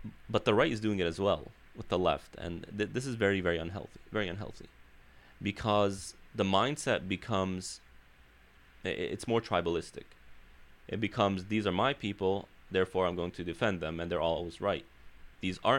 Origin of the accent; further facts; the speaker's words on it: Chicago, Illinois, United States; moved away as an adult; now in Southern California, United States; being born and raised in Chicago, community is very strong there, very strong